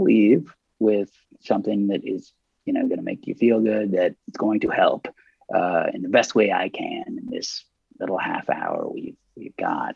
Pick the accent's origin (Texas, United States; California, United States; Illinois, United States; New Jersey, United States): Texas, United States; Dallas; I grew up in Dallas